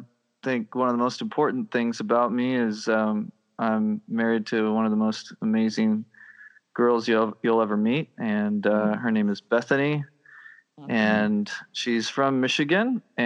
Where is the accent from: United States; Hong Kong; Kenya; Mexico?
Mexico; Oaxaca; born there; I was born in Mexico. In Oaxaca, Mexico, down in the southern area